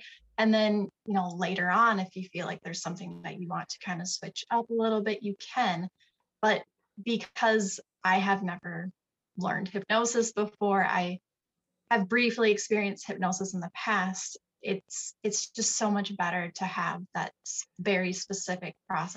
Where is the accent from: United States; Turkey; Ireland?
United States; Sioux Falls, South Dakota; Sioux Falls, South Dakota. I have lived here my entire life.